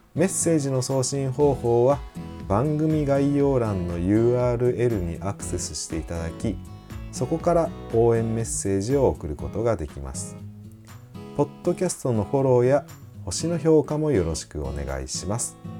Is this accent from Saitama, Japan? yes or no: no; Kagawa, Japan; moved away; 香川県生まれの…